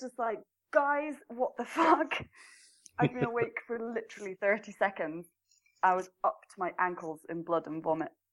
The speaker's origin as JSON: {"language": "English", "region": "Scotland", "country": "United Kingdom", "moved": "as an adult", "lives_now": "Norway", "said": "I'm in Norway. I come from Scotland, but I live in Norway."}